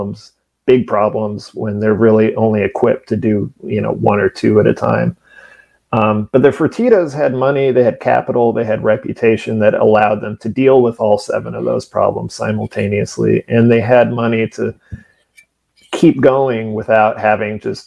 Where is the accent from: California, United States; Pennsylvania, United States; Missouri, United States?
California, United States; Fresno; Fresno, which is my hometown